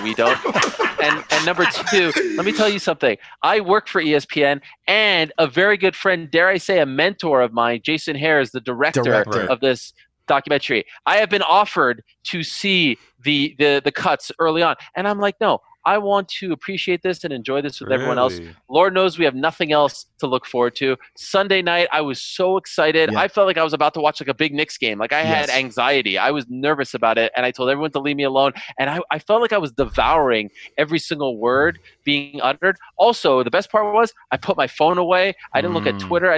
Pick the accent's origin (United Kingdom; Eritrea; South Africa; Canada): Canada; Montreal, Quebec; I grew up in Montreal, and for some reason we were not hockey fans at all